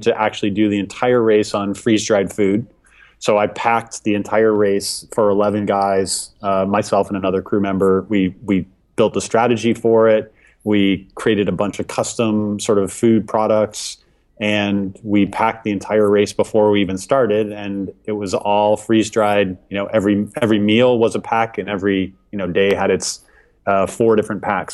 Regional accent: Chicago, Illinois, United States; now in Seattle, United States; I grew up in the Chicago area sailing on Lake Michigan

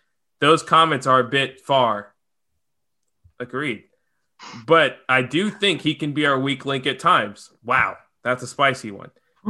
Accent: United States; Maybe because we're American

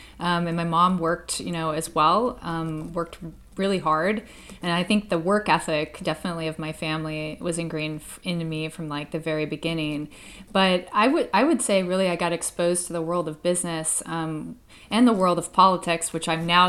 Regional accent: Anchorage, Alaska, United States; growing up in Anchorage, Alaska, which was, you know, a pretty remote place back in the early 80s growing up here.

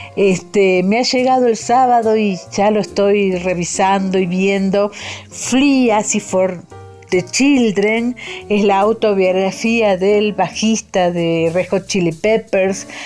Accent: Argentina; moved away as an adult; now in Mexico; periodista y escritora que vive en México hace 20 años, pero que sigo siendo irremediablemente argentina

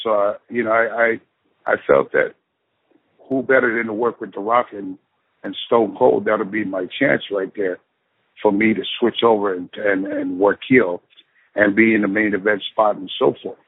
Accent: San Francisco, California, United States; growing up in San Francisco, California

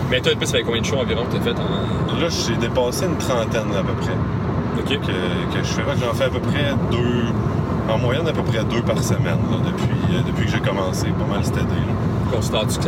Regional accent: Victoriaville, Quebec, Canada; vu que je viens de Victo

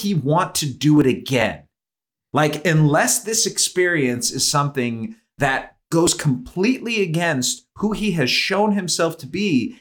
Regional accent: Cleveland, Ohio, United States; I grew up in Cleveland

